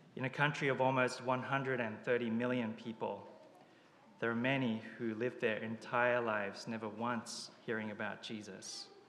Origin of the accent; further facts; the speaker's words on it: Japan; moved away; I was born in Japan, where it's estimated only about 1% of the population professes to be Christian.